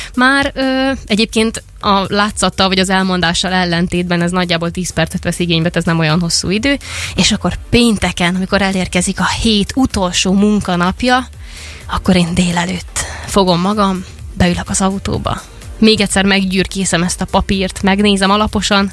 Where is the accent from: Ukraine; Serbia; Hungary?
Serbia; Vojvodina; moved away; Amikor én gyerek voltam, én vajdasági vagyok, és ott volt ugye egy háború